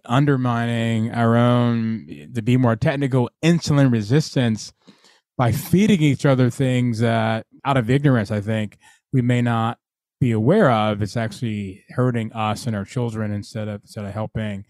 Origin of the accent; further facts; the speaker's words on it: Atlanta, Georgia, United States; now in Virginia, United States; I, grew up in Atlanta